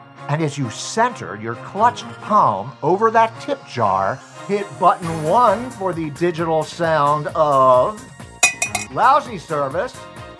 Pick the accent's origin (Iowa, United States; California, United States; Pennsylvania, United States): California, United States; Santa Monica; Hi, Shark. … from Santa Monica, California, and my company is called Presto Change-O